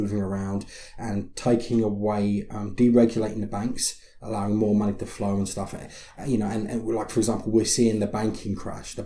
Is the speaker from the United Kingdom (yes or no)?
yes; London, United Kingdom; moved away; I was raised in East London, working class London and lower class London